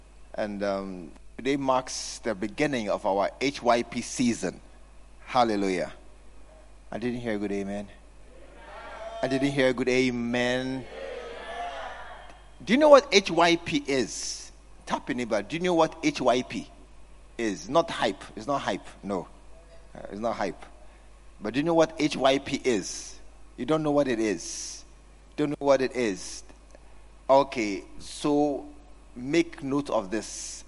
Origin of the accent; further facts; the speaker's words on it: New York, United States; I'm from New York.